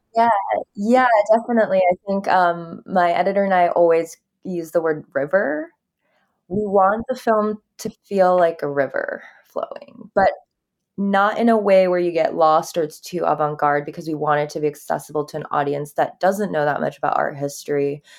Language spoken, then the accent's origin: English; Japan; I grew up in Japan